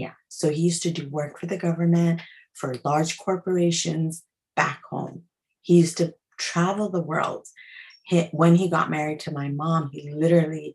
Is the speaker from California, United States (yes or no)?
no; New York City, New York, United States; I was born in Queens